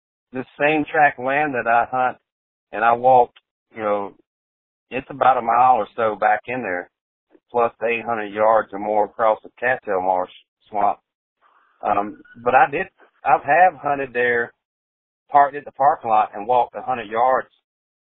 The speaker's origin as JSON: {"language": "English", "region": "South Carolina", "country": "United States", "tie": "born or raised there", "moved": "yes", "said": "I grew up in South Carolina"}